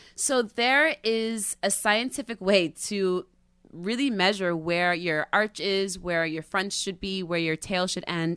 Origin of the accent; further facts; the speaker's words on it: the Catskills, New York, United States; moved away; I used to be this girl from the Catskills